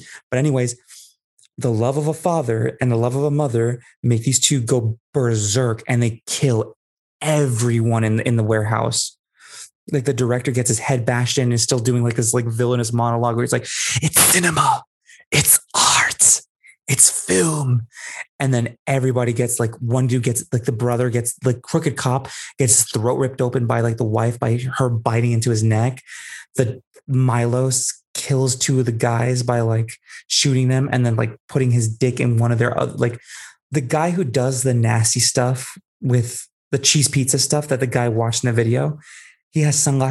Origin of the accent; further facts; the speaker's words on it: Bay Area, California, United States; I'm from the Bay Area specifically.